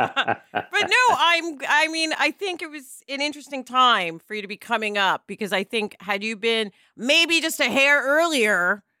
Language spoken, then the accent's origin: English; Manhattan, New York, United States; Listen, I'm from Manhattan.